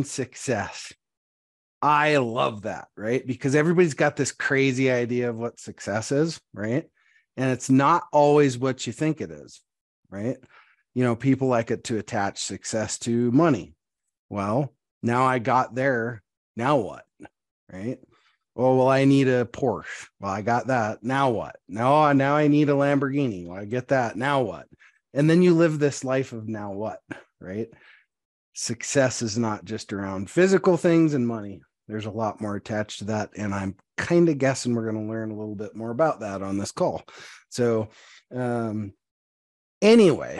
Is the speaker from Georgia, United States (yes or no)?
no; Montana, United States; I'm a farm kid. I grew up in Montana.